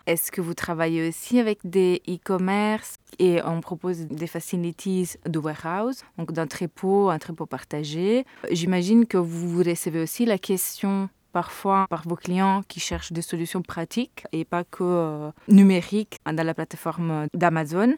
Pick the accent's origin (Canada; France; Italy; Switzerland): Italy; je suis italienne